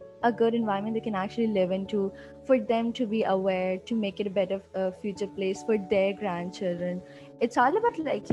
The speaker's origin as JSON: {"language": "English", "town": "Hyderabad", "region": "Telangana", "country": "India", "tie": "born or raised there", "said": "I'm from Hyderabad and I'm 16"}